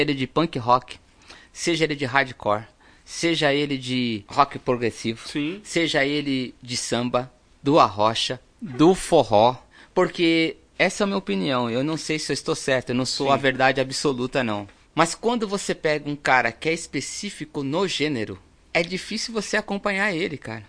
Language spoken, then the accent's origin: Portuguese; Brazil; nós que somos aqui do Brasil